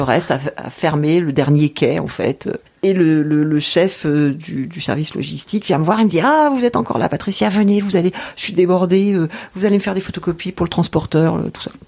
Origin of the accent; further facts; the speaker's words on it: Normandy, France; now in Quimper, France; Je suis originaire de Normandie